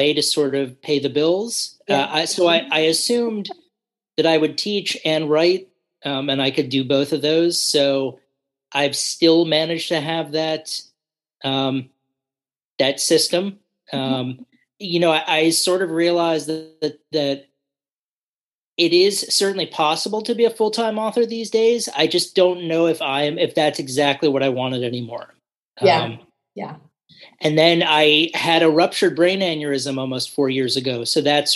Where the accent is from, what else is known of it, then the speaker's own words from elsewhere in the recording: New York City, New York, United States; moved away as an adult; also born or lived in New Orleans / Asia; now in Virginia, United States; Originally, I'm from New York City. Mm-hmm. So that's where I grew up